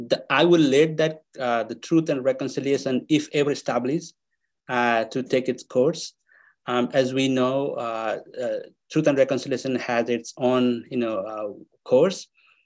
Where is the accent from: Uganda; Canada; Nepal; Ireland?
Nepal; English is a second language; moved away as an adult; also born or lived in Bhutan / Kathmandu, Nepal / Atlanta, United States; now in Manchester, United States; in Bhutanese refugee camp in Nepal, our medium of instruction was in English. So I was able to speak a little bit of English